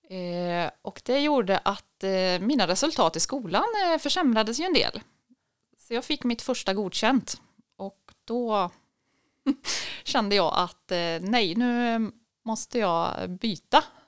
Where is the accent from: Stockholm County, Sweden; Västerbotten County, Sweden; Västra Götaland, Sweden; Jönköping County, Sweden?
Västra Götaland, Sweden; Tidaholm; jag är uppvuxen i Källefall, en mil utanför Tidaholm